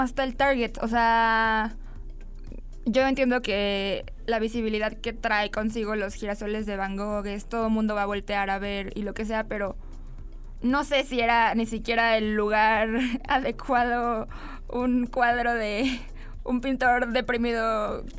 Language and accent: Spanish; Mexico; hablando nosotros desde nuestro contexto mexicano